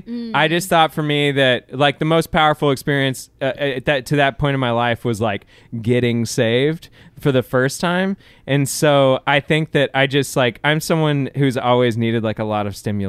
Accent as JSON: {"language": "English", "town": "Kingwood", "region": "Texas", "country": "United States", "tie": "born or raised there", "also_born_or_lived": "Clear Lake, Texas / Houston, Texas", "said": "I grew up in Kingwood for sure."}